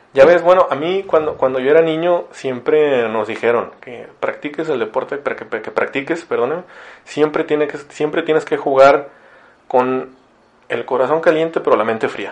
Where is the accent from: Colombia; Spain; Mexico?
Mexico; Ciudad Victoria, Tamaulipas; now in Monterrey, Mexico; yo no crecí aquí en Monterrey, crecí en Victoria